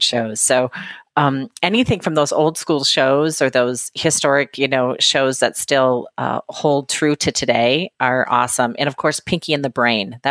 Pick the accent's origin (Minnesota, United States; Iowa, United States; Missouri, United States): Minnesota, United States; moved away as an adult; now in Southern California, United States; I'm originally from Minnesota.